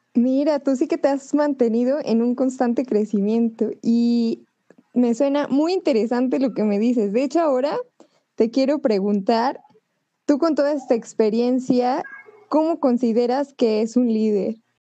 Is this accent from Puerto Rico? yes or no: no; Mexico; nosotros los mexicanos